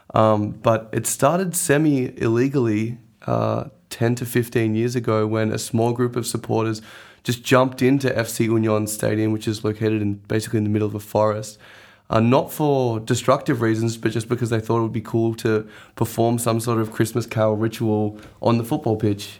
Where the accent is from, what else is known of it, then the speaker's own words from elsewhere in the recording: Australia; growing up in Australia